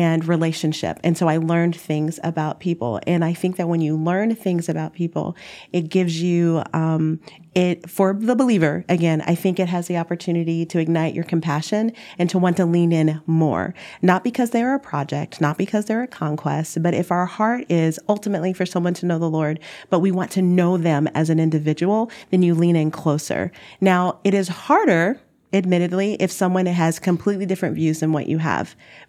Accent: the South, United States; Number one, we're from the South. And in the Midwest, communication is different.

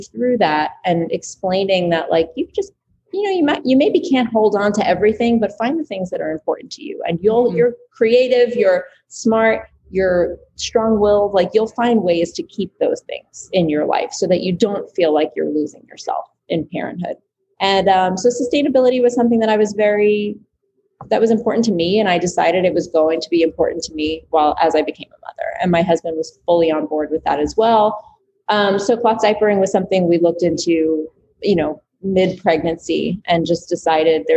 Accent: New York City, New York, United States; growing up in New York City in small quarters

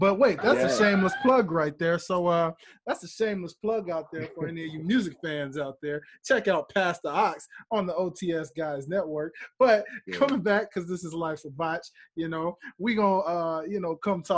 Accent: Memphis, Tennessee, United States; now in Atlanta, United States; I'm from Memphis, Tennessee. You know, I reside in Atlanta here, but I'm from Memphis, Tennessee

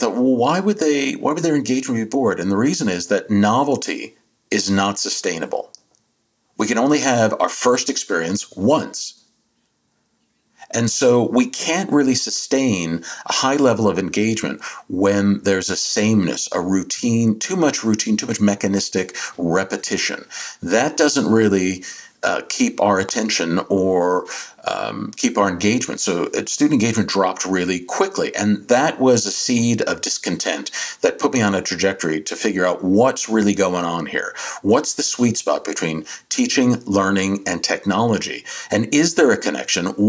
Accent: New Jersey, United States; my home state of Jersey, South Jersey

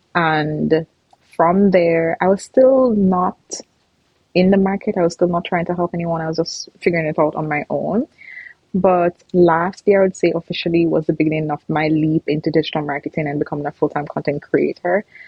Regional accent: Jamaica; moved away as an adult; now in Canada; I grew up in Jamaica. I'm Jamaican, and I came to Canada in 2016

